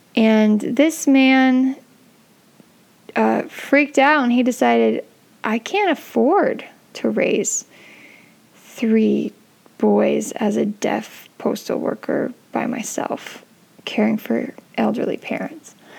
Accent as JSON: {"language": "English", "town": "San Francisco", "region": "California", "country": "United States", "tie": "born or raised there", "said": "I grew up in San Francisco"}